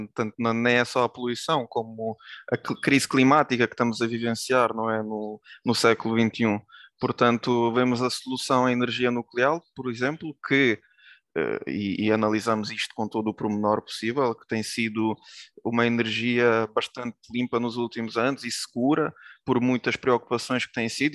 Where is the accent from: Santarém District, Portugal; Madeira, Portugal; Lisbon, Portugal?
Santarém District, Portugal; Tomar; also born or lived in Lviv, Ukraine; Nasci na Ucrânia, na cidade de Lviv, e vim para Portugal com oito anos